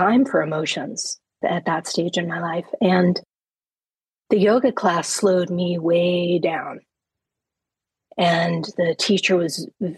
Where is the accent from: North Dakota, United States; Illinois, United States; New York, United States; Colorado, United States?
New York, United States; moved away as an adult; now in Vermont, United States; I'm a New Yorker originally